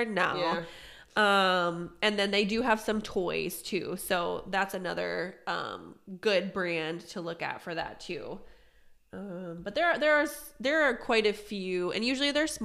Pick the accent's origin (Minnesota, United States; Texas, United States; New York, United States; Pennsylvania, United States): Pennsylvania, United States; moved away; I'm from Pennsylvania